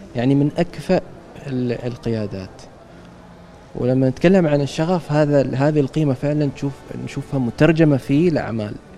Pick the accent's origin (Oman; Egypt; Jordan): Oman; نحن كعمانيين وحبنا لعمان